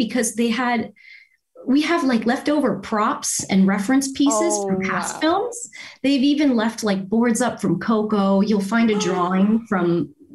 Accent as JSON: {"language": "English", "town": "Windsor", "region": "Ontario", "country": "Canada", "also_born_or_lived": "Toronto", "said": "I'm from Windsor, Ontario"}